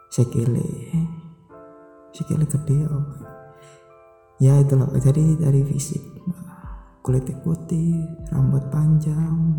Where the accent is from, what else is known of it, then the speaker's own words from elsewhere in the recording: Java, Indonesia; saya juga orang Jawa